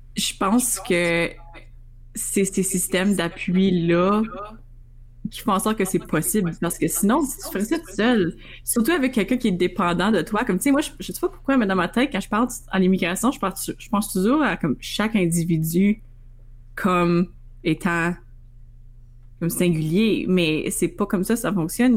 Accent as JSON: {"language": "French", "region": "Northern Ontario", "country": "Canada", "moved": "as an adult", "lives_now": "Ottawa, Canada", "said": "moi puis Camille, on vient du nord de l'Ontario"}